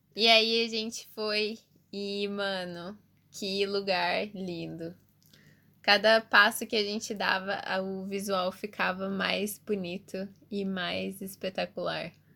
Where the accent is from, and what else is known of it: Curitiba, Paraná, Brazil